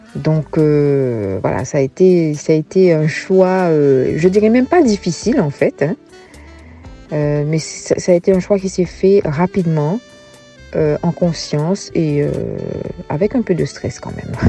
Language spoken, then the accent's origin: French; Gourbeyre, Guadeloupe; moved away as an adult; also born or lived in Basse-Terre, Guadeloupe; now in Benin; j'ai été élevée dans mon enfance à Gourbert